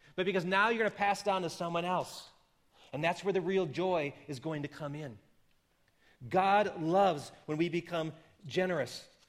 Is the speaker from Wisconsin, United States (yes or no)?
yes; Wisconsin, United States; moved away; I come from the land of yellow cheese and mellow breeze. And so you would think less of me if I would not stay true to my home state